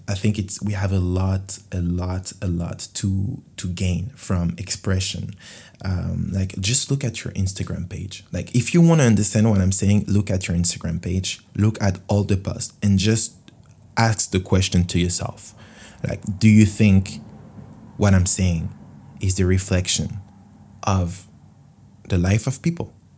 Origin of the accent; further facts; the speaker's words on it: France; English is a second language; In French, huh, obviously, because I'm from France.